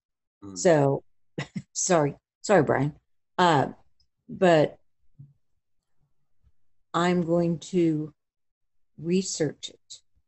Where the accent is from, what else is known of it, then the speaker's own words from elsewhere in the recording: Wisconsin, United States; now in Texas, United States; I'm from Wisconsin